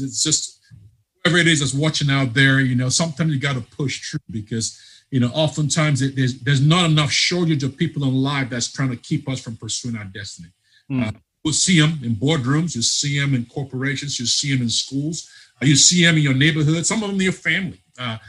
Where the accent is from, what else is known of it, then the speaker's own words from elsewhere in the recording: Nigeria; now in Charlotte, United States; I'm not from Ohio. I'm from Nigeria